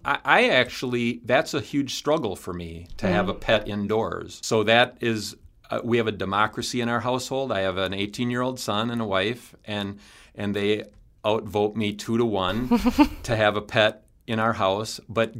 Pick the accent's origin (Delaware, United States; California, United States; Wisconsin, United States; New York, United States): Wisconsin, United States; Clark County; But then also I grew up in Clark County, and Colby was just down the road from where I grew up.